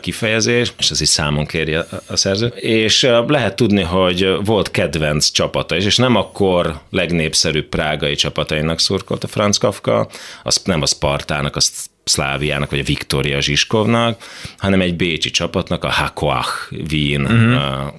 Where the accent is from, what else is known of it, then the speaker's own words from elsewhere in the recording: Košice, Košice Region, Slovakia; gyerekkoromban versenyszerűen fociztam Kassán